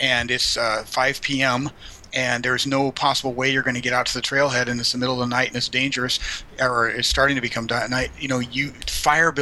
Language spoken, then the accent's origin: English; Colorado, United States; moved away as an adult; now in San Antonio, United States; I'm from Colorado originally